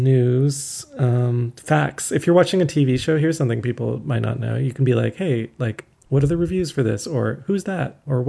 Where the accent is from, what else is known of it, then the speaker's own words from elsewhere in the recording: Canada; as a Canadian